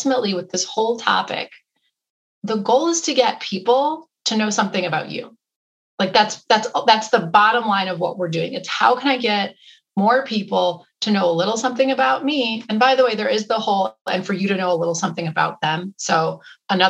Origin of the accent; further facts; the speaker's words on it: Wisconsin, United States; I grew up in Wisconsin